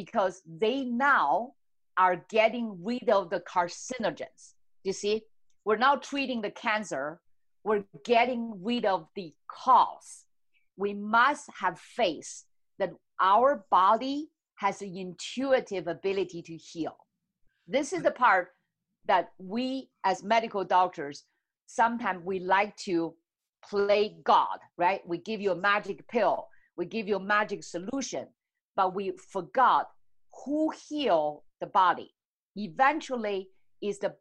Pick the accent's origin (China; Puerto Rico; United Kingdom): China; moved away; I grew up in China